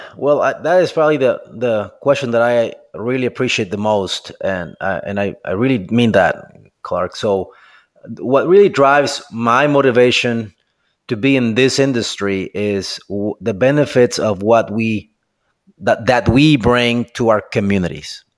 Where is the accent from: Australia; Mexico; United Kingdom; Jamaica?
Mexico; moved away as an adult; now in United States; I'm originally from Mexico, and I ended up here in, in the U S